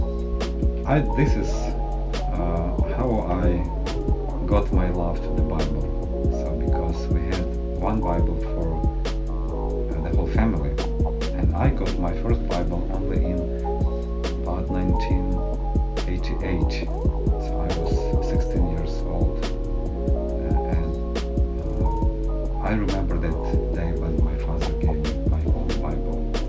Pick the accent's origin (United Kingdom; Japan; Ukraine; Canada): Ukraine; Western Ukraine; I was born in Western Ukraine, and during the Soviet Union times